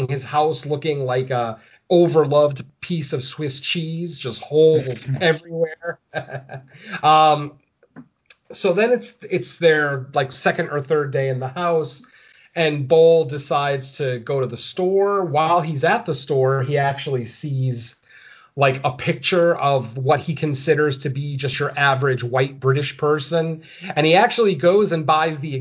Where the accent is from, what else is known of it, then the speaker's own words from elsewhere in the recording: United States; I'm American